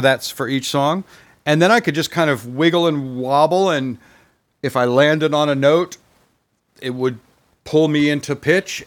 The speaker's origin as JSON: {"language": "English", "region": "Vermont", "country": "United States", "tie": "born or raised there", "said": "I was growing up in Vermont"}